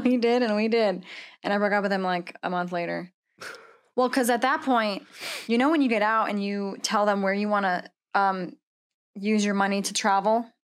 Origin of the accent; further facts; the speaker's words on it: Washington, United States; moved away as an adult; now in Texas, United States; I'm from Washington State